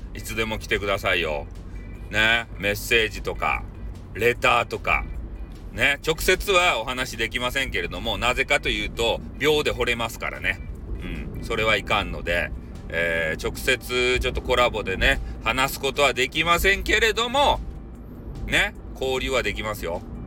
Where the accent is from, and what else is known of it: Hakata, Fukuoka, Japan; accent: Hakata-ben